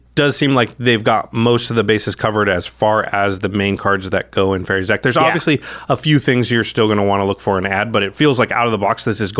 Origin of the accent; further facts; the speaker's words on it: Oregon, United States; I grew up in Oregon